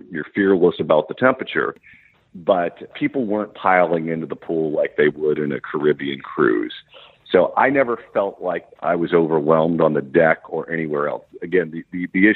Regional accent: California, United States; as a Californian

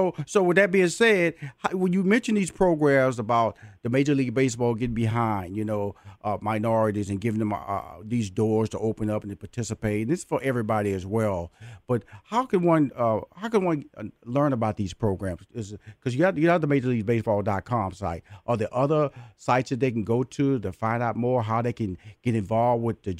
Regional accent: Houston, Texas, United States; I'm from Houston, so the Houston Astros are the world champions, and I'm proud to say that.

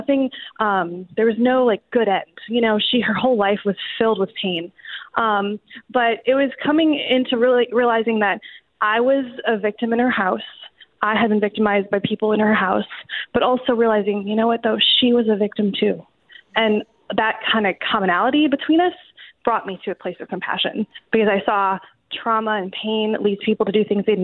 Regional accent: New Orleans, Louisiana, United States; I live, I'm located, my hometown is in New Orleans, Louisiana

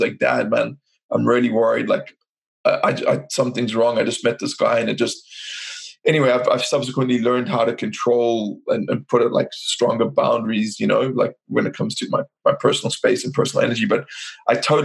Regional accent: South Africa; I'm from South Africa

